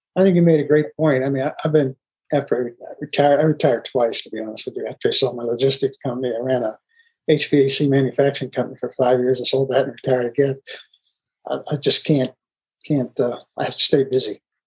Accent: outside Pittsburgh, Pennsylvania, United States; I grew up outside Pittsburgh too

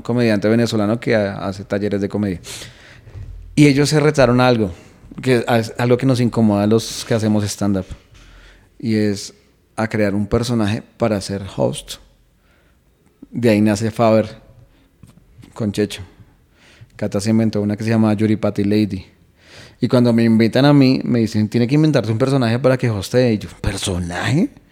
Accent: Colombia; also born or lived in London; de Colombia

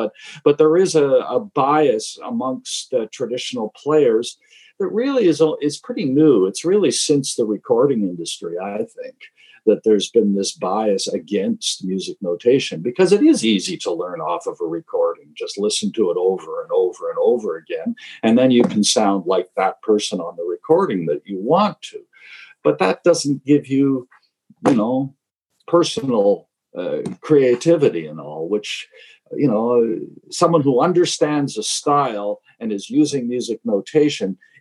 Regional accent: Toronto, Ontario, Canada; now in Cape Breton, Canada; I was born in Toronto and still going back visiting family and stuff in Toronto

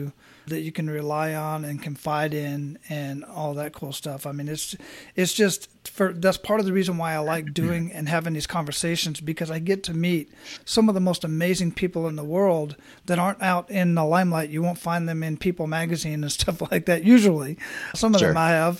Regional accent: Arizona, United States; moved away; I was originally born and raised in Arizona

